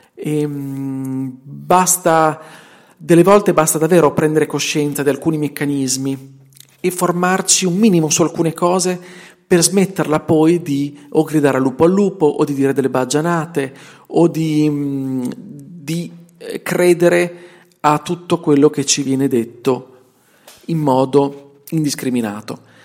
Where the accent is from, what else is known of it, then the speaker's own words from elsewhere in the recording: Bologna, Emilia-Romagna, Italy; accent: Bolognese; senti il mio dialetto, senti la mia inflessione, che è bolognese perché sono bolognese e vivo in provincia di Bologna